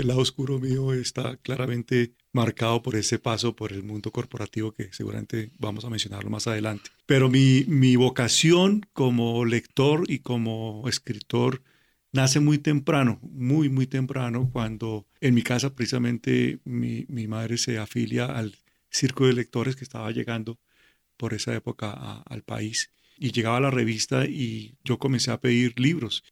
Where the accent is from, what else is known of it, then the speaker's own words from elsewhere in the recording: Cali, Valle del Cauca, Colombia; efectivamente nací en Cali